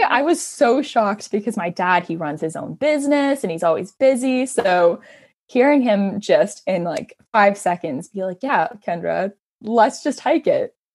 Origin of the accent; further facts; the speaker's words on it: Hamilton, Ontario, Canada; born and raised in Hamilton, love my city.